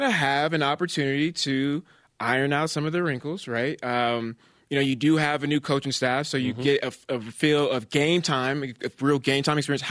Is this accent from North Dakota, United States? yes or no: no; Bay Area, California, United States; moved away; growing up in the Bay Area